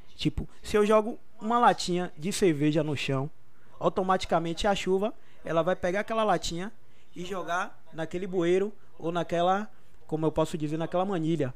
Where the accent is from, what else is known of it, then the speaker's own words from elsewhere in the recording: Brazil; foi o local onde eu me criei, eu cresci, pessoas da comunidade que me viram crescer